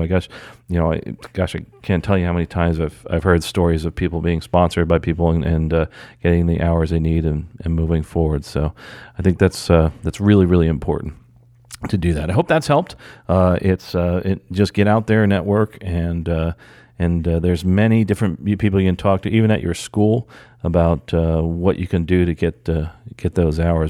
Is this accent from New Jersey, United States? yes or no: yes; New Jersey, United States; moved away; I'm actually from New Jersey